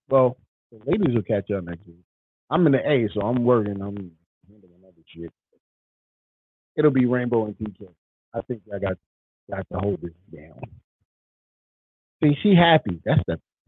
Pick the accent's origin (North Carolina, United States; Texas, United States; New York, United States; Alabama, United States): New York, United States; I'm from New York. Still from New York.